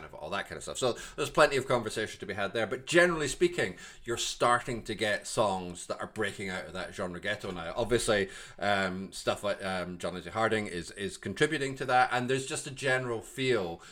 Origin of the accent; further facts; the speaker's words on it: Glasgow, Scotland, United Kingdom; I'm from Glasgow